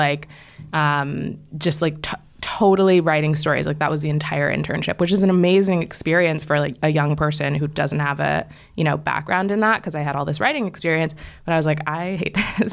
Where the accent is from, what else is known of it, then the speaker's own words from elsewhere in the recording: right outside of DC, Maryland, United States; moved away as an adult; also born or lived in Washington, D.C.; now in New York, United States; I grew up in Maryland, like, right outside of D C